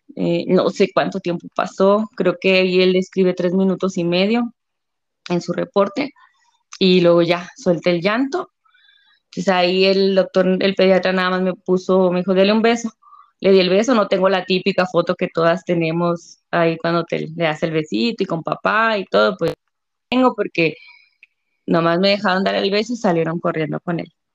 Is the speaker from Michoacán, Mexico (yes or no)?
no; Delicias, Chihuahua, Mexico; soy de Delicia, Chihuahua.